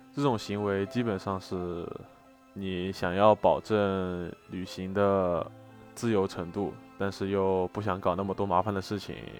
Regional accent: China; 更何况我们是中国人，去大多数国家都还挺麻烦的

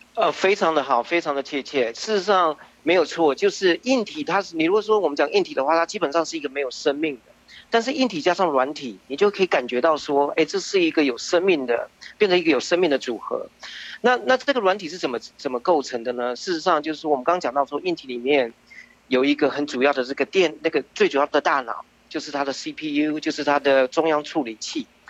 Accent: Taichung, Taiwan; moved away as an adult; now in United States; 我是在台湾出生的，呃，在台中出生，然后，呃，到美国之前，呃，我，我就，就是我，我读的是电子跟电脑工程，然后在美国之前呢，也，就在，呃，大众电脑下面的一个分支机构

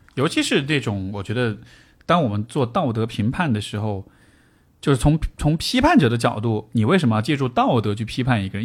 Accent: Chengdu, Sichuan, China; 尤其作为成都人

